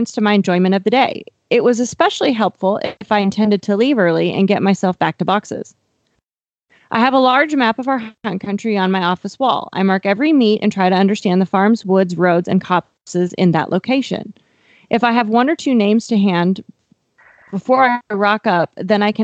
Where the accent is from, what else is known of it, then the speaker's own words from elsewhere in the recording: Miles City, Montana, United States; now in Fort Worth, United States; the area of Miles City, Montana, my hometown